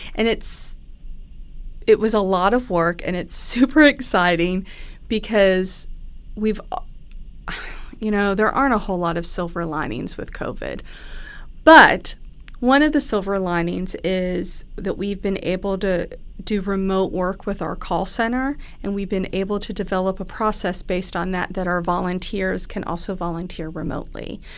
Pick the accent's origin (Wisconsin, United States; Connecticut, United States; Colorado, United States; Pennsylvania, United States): Pennsylvania, United States; moved away as an adult; now in Kentucky, United States; I grew up in Pennsylvania. I moved down here to Kentucky for school.